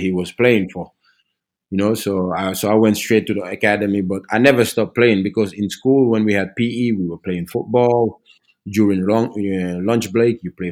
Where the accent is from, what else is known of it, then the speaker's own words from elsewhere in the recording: Norway; I was a kid growing up in Norway, so I was basically Norwegians in other people's eyes